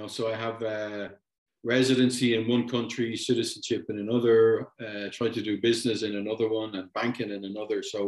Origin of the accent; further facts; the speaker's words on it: Ireland; moved away as an adult; also born or lived in Germany; now in Panama; I eventually ended up in Panama after growing up in Ireland